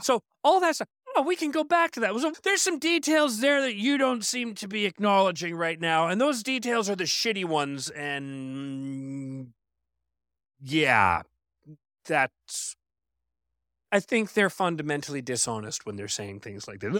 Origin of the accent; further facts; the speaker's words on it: Canada; I'm Canadian